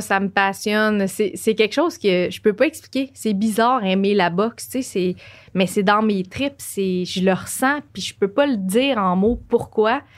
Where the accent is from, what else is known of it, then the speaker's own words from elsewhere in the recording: Joliette, Quebec, Canada; moved away as an adult; now in Montreal, Canada; je viens de Joliette.